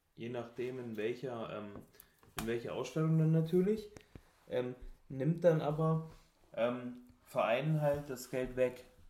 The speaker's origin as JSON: {"language": "German", "region": "North Hesse", "country": "Germany", "said": "Ich komme ähm, aus Hessisch-Sibirien, also aus Nordhessen"}